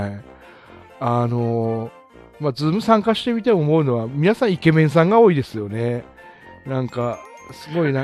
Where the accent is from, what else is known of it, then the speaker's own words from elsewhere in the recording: Aomori, Japan; also born or lived in Australia / Iwate; 生まれも育ちも青森ですね